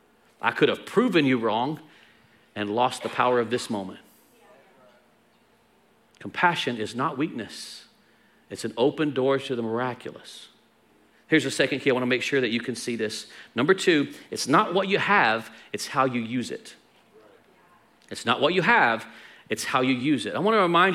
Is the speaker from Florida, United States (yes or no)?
no; Texas, United States; We're Texan